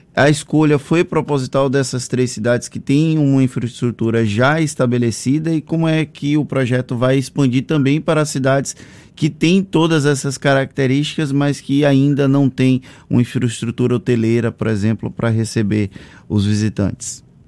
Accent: Valença, Bahia, Brazil; eu sou de uma cidade histórica aqui da Bahia, sou de Valença

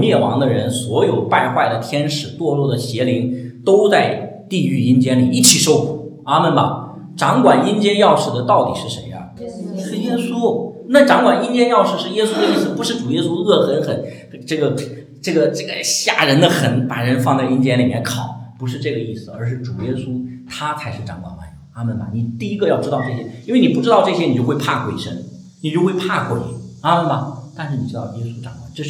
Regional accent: China; 你千万不要用我们我们中国人喜欢用民间宗教那些套到我们基督教里。

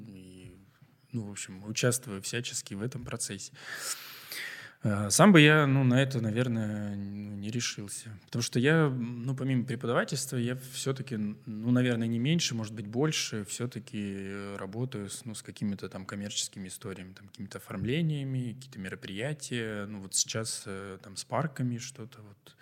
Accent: Novosibirsk, Novosibirsk Oblast, Russia; Мы такие, из Новосибирска

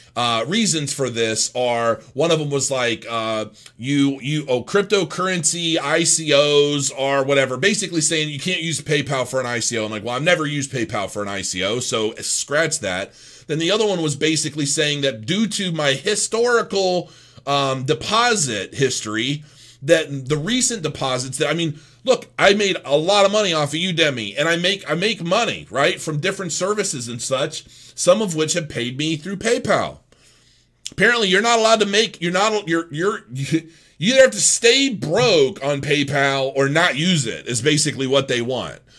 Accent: Canton, Ohio, United States; I grew up in Canton, Ohio

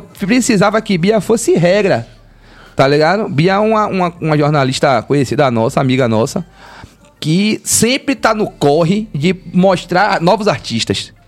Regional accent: Bahia, Brazil; A Bahia, tipo, a gente tem um lance muito próprio de se ver, de se entender

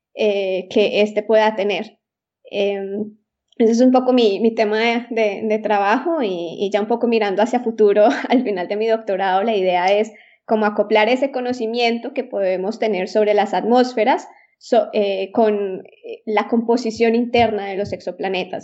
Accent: Colombia; moved away as an adult; also born or lived in Austria / Italy / Germany; now in Bern, Switzerland; llegué desde, desde Colombia

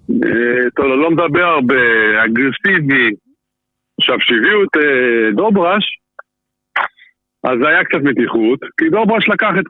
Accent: Haifa, Haifa District, Israel; אני לא מזוהה עם מכבי חיפה, למרות שהשחקתי מכבי חיפה, גדלתי שם במאה נוער ומעלה, השחקתי אה, יותר שנים בחיפה

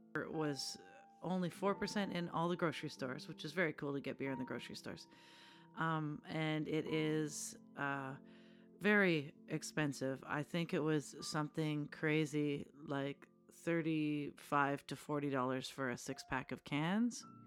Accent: Canada; as a Canadian

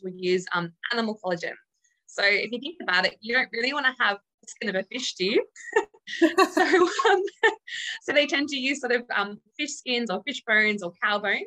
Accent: Australia; moved away as an adult; now in United Kingdom; as an Australian

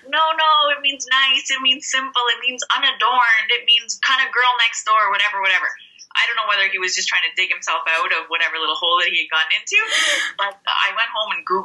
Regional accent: Canada; moved away as an adult; now in Siena, Italy; I'm Canadian

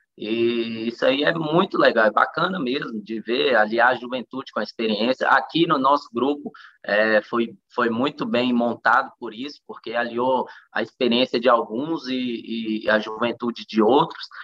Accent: Luziânia, Goiás, Brazil; also born or lived in Taguatinga, Federal District; minha vida inteira foi aqui em Lusiânia

